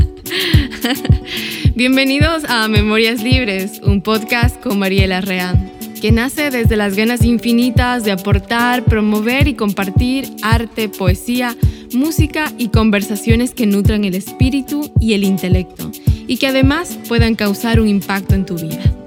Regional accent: Ecuador; moved away as an adult; now in New York, United States; Soy migrante, soy ecuatoriana

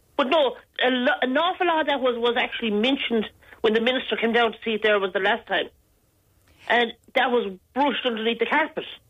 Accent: Galway, Connacht, Ireland; moved away; I'm originally from Galway

